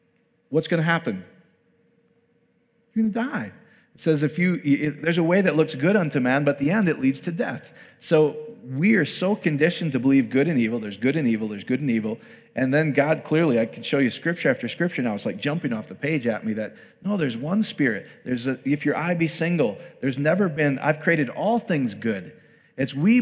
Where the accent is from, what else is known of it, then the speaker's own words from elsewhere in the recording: Iowa, United States; I'm from Iowa, speak slowly.